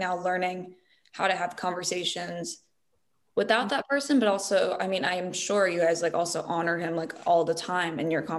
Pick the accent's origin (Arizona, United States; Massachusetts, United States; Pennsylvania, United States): Arizona, United States; being I came from Arizona